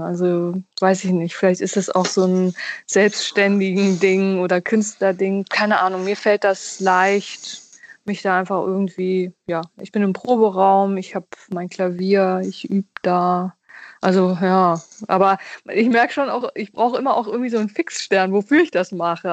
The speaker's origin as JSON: {"language": "German", "region": "Hamburg", "country": "Germany", "tie": "born or raised there", "said": "Also ich bin ja in Hamburg groß geworden"}